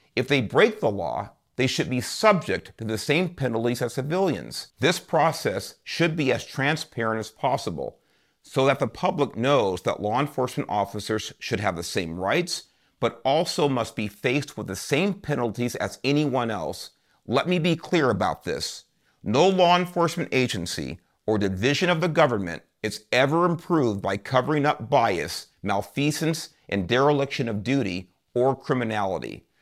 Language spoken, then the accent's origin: English; Los Angeles, California, United States; The first ten years of my life were spent growing up in Southeast Los Angeles, an area known as Watts